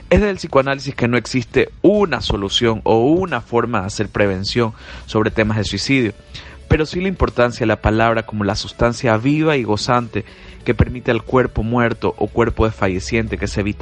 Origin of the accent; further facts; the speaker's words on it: Guayaquil, Guayas, Ecuador; de Guayaquil, Ecuador.